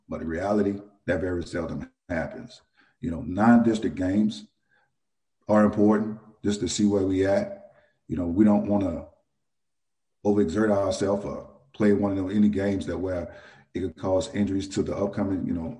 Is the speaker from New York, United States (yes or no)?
no; New Orleans, Louisiana, United States; I was born and raised in New Orleans